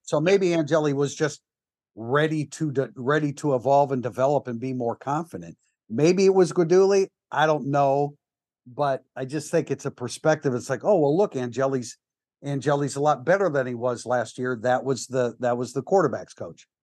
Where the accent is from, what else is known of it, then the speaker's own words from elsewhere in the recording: South Bend, Indiana, United States; I was born in South Bend